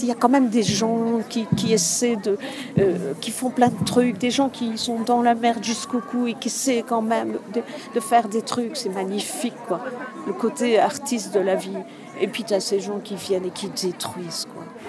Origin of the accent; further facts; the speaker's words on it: Belgium; De Belgique